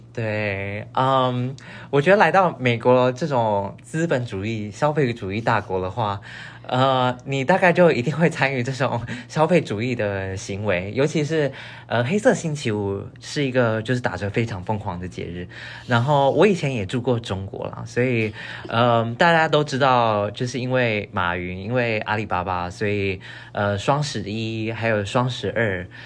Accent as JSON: {"language": "Chinese", "region": "northern Taiwan", "country": "Taiwan", "moved": "as an adult", "lives_now": "United States", "said": "但因为我是北部人，所以我从小好像就只吃过北部粽就是了"}